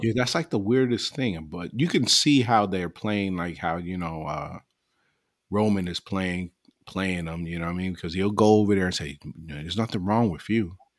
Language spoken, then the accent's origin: English; New York, United States; I'm from New York too